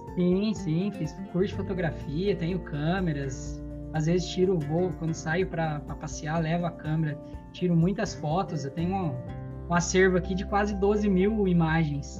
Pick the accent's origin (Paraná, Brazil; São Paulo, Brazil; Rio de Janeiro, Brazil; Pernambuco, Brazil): São Paulo, Brazil; Batatais; moved away as an adult; now in Italy; Vivi minha vida toda em Batatais